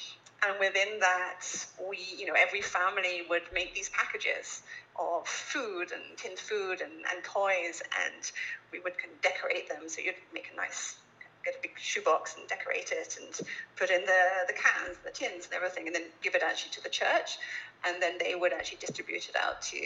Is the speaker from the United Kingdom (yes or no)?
yes; Little Staughton, East of England, United Kingdom; maybe you can tell from my accent, but I grew up actually in England, a little rural village